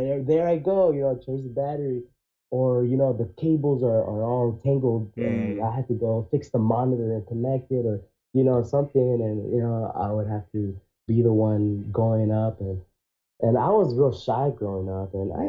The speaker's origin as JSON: {"language": "English", "region": "Arizona", "country": "United States", "tie": "born or raised there", "also_born_or_lived": "Canada", "said": "And I grew up in Arizona. I moved when I had barely turned 7 years old."}